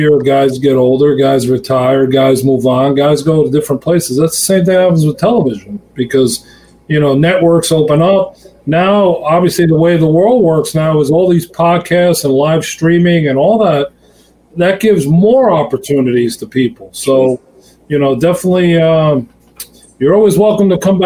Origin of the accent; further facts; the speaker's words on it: Long Island, New York, United States; here in Long Island, where I'm from.